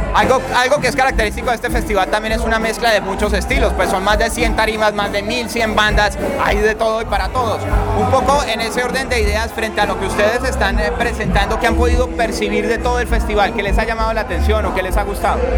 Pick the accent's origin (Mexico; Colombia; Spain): Colombia